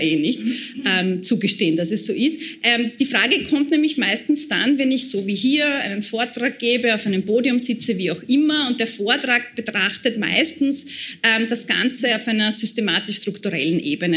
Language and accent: German; Burgenland border area, Austria; vor allem im Osten, ähm, dem Gebiet, wo ich herkomme, also im burgenländischen Grenzgebiet